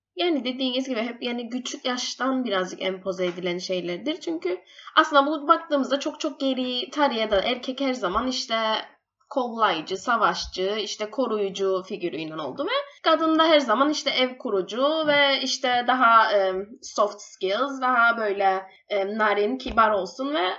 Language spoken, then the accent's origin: Turkish; Cyprus; moved away as an adult; also born or lived in England; doktoram bitirdim biyomedikal üstüne İngiltere'de ve Kıbrıs'a yeni dönüş yaptım.